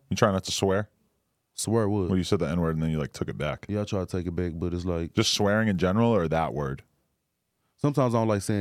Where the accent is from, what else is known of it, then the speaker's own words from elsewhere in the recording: Dallas, Texas, United States; Because I'm from Dallas.